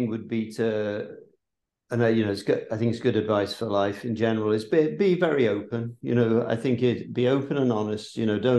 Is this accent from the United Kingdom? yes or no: yes; England, United Kingdom; moved away; even though as an Englishman we speak the same language, it's so different.